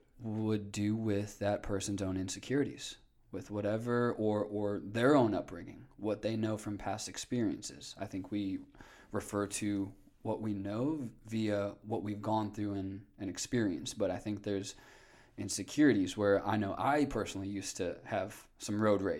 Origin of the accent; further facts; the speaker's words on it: Northwest Indiana, United States; Northwest Indiana.